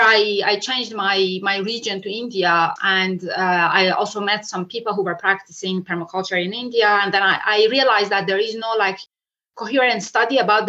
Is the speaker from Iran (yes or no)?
yes; Iran; moved away; I'm originally from Iran.